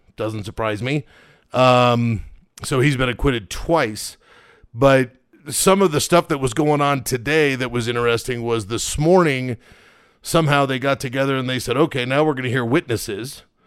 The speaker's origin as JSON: {"language": "English", "country": "United States", "said": "as an American"}